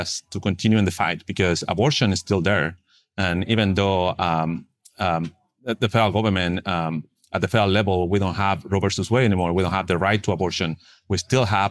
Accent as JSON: {"language": "English", "town": "Santiago", "region": "Santiago Metropolitan Region", "country": "Chile", "also_born_or_lived": "Texas, United States", "second_language": "English", "moved": "as an adult", "lives_now": "United States", "said": "So I'm originally from Chile, Santiago, and mm-hmm. I came here to the United States 18 years ago. I didn't speak nor understand any English."}